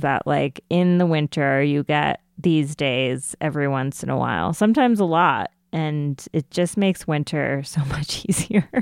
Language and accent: English; United States; as an Indian American